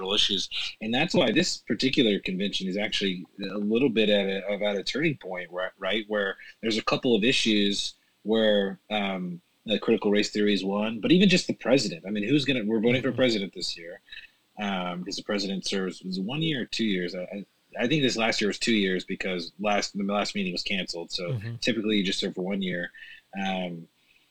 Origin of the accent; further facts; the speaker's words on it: the South, United States; moved away; I'm from the South originally